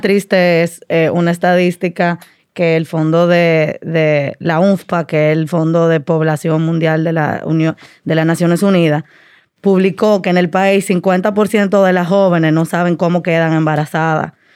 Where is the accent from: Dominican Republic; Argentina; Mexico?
Dominican Republic; also born or lived in Washington, D.C.; soy dominicana, como le decía, eh, mi familia de Puerto Plata